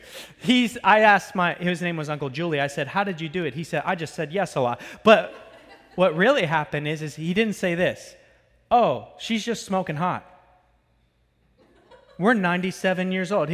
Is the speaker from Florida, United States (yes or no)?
yes; Florida, United States; I'm from Florida